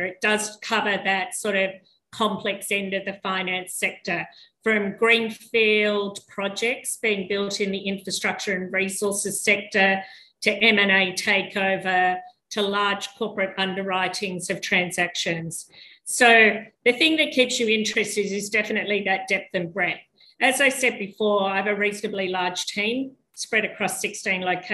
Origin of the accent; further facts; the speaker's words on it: Sydney, New South Wales, Australia; born in Sydney and live in Sydney